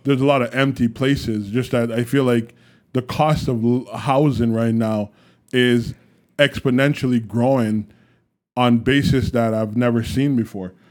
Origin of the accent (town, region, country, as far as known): Canada